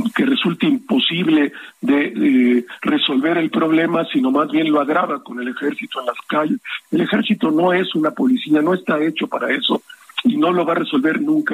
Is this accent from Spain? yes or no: no; Mexico; como mexicano